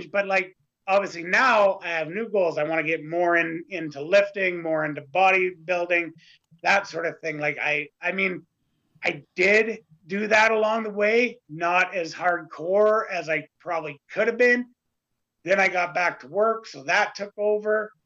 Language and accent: English; Canada; the next Canadian.